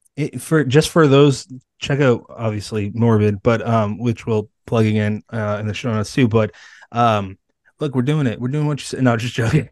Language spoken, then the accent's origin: English; Bridgewater, Massachusetts, United States; I grew up in Bridgewater, Massachusetts, and that's thirty minutes away from Plymouth